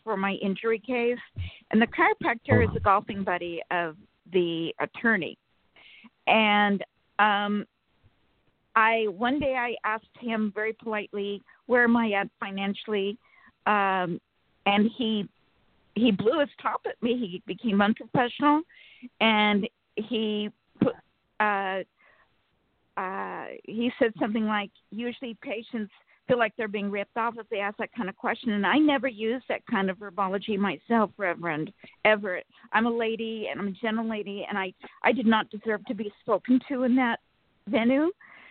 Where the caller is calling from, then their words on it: Sacramento, California, United States; Good morning. … from Sacramento, California.